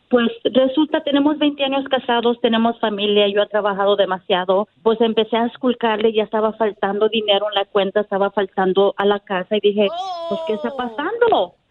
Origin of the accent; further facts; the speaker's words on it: Mexico City, Mexico; somos del DF